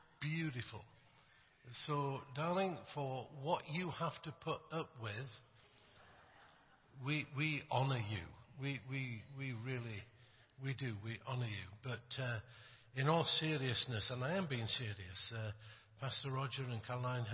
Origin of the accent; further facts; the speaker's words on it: Yorkshire and the Humber, United Kingdom; I come from England. I come from Yorkshire.